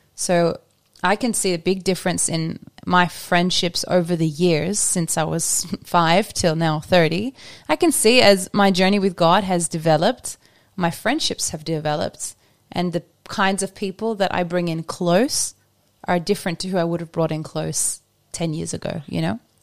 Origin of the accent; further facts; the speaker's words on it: Australia; now in Norway; I'm Australian